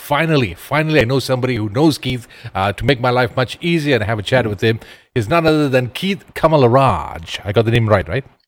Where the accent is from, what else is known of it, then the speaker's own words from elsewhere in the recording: Ipoh, Perak, Malaysia; my hometown, Ipoh